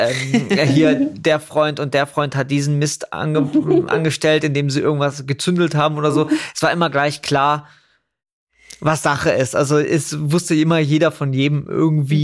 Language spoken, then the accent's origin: German; Überlingen, Baden-Württemberg, Germany; born or raised there; also born or lived in Scotland